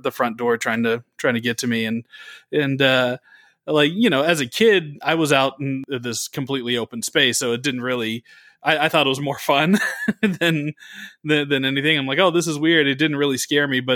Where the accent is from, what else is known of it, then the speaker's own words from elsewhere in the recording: the Bay Area, California, United States; I grew up in the Bay Area